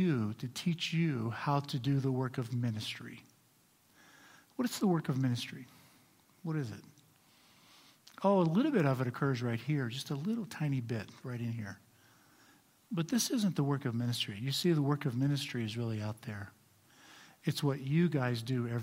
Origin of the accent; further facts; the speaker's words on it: United States; I'm also an American and proud of it.